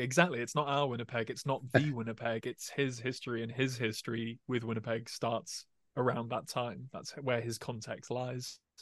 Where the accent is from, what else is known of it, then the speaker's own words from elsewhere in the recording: England, United Kingdom; growing up in England